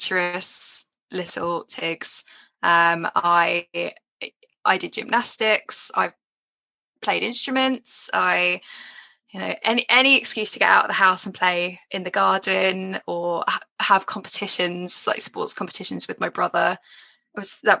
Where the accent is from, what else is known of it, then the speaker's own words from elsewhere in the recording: Edgware, London, United Kingdom; I grew up in Edgware. I was born in Edgware